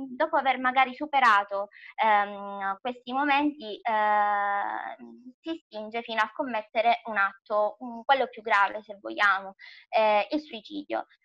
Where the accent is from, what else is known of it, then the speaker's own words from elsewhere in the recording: Palma di Montechiaro, Sicily, Italy; il mio paesino di origine è appunto Palma di Montechiaro